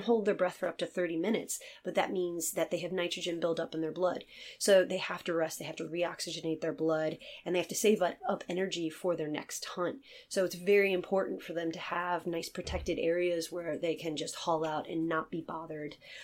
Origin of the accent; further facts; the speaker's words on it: Virginia, United States; moved away as an adult; now in Ireland; I'm from Virginia, um, in the United States